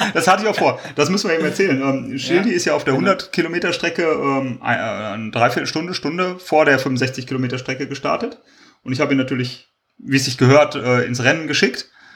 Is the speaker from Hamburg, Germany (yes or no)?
no; Kleve, North Rhine-Westphalia, Germany; Ich komme ja aus Kleve oder aus der Umgebung